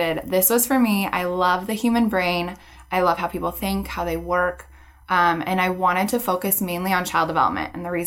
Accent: Renton, Washington, United States; I was born and raised in Renton, and I went to Kent Ridge High School

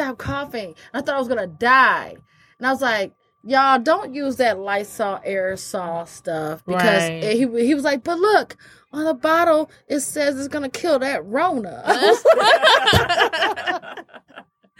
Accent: Michigan, United States; I'm from Michigan

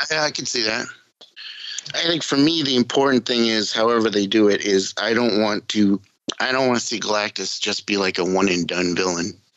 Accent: New England, United States; accent: New England; my New England accent

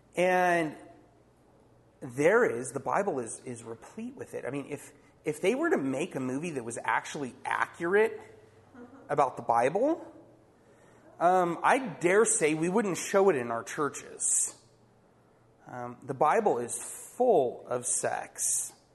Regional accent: Poway, California, United States; I grew up in Poway

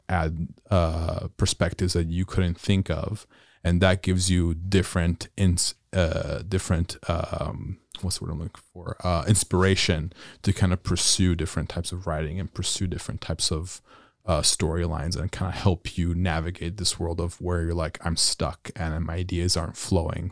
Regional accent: Italy; moved away as an adult; now in United States; born and raised in Europe

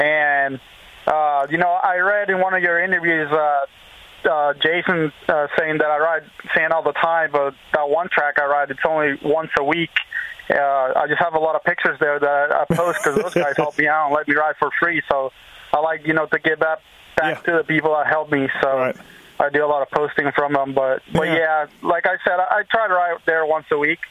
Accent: Venezuela; moved away as an adult; also born or lived in Florida; now in United States; I'm Venezuelan too

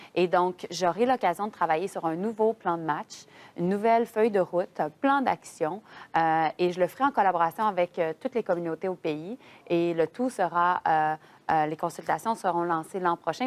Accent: Quebec, Canada; je suis québécoise, donc d'une province qui est, francophone

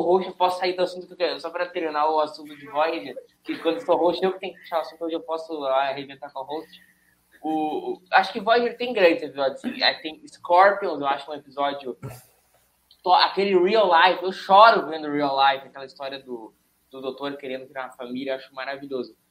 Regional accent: São Leopoldo, Rio Grande do Sul, Brazil; eu sou de São Leopoldo e eu moro em São Leopoldo

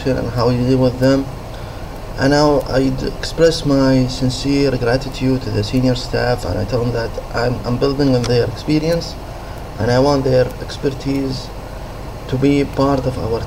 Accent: Saudi Arabia; I'm from Saudi Arabia.

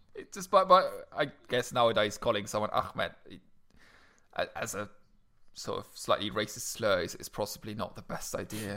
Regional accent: Luxembourg; moved away; I'm officially a resident of this country and not of Luxembourg anymore

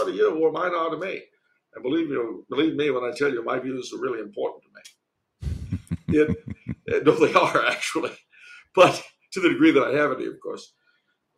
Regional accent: California, United States; as a Californian

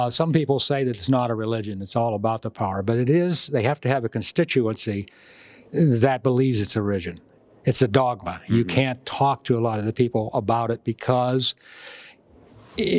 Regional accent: Texas, United States; I'm from Texas

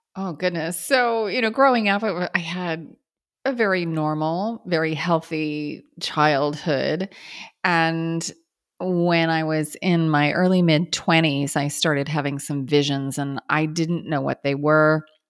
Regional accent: Kansas, United States; I grew up in Kansas

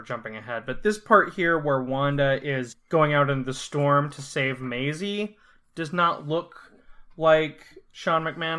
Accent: Scotland, United Kingdom; From being Scottish.

